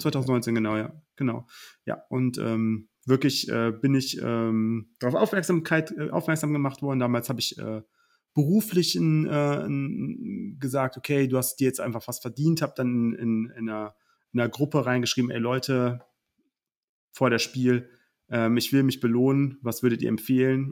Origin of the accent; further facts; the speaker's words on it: Oberbergisches Land, North Rhine-Westphalia, Germany; ich komme aus dem Oberbergischen